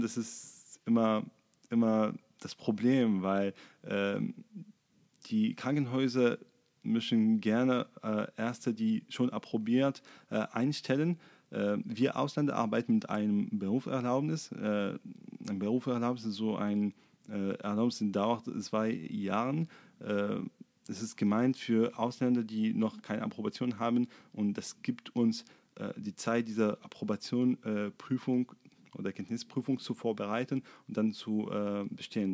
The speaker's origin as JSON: {"language": "German", "town": "Sfax", "region": "Sfax Governorate", "country": "Tunisia", "tie": "born or raised there", "also_born_or_lived": "Monastir, Tunisia / Düsseldorf, Germany", "second_language": "German", "moved": "as an adult", "lives_now": "Erfurt, Germany", "said": "ich bin in Sfax geboren. Ähm, das ist ein Stadt im Ostenzentrum von Tunesien. Ähm, ich bin dort aufgewachsen"}